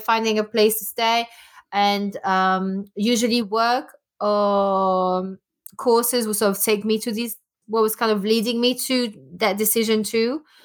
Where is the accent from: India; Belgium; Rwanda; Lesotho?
Belgium; first language French; English is a second language; moved away as an adult; also born or lived in Denmark / France / New York; now in England, United Kingdom; I was born in Belgium, uh, born and bred there, and I left when I was eighteen